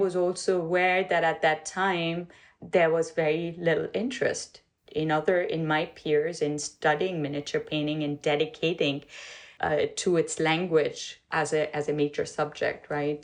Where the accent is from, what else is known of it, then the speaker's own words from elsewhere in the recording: Pakistan; moved away as an adult; now in United States; I grew up in Pakistan. I came to the U.S. in 1993